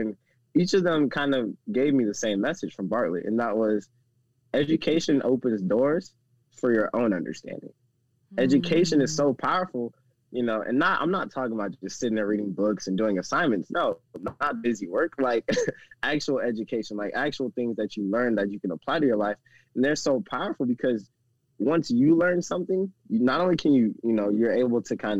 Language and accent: English; the South, United States; because, again, I'm from the South.